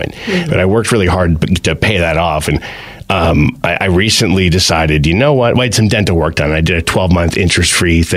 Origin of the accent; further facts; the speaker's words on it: New Jersey, United States; now in Pennsylvania, United States; Growing up in Jersey